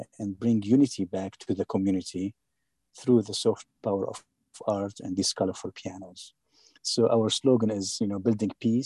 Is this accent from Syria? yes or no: yes; Syria; now in Atlanta, United States; my country, you know, which is a dictatorship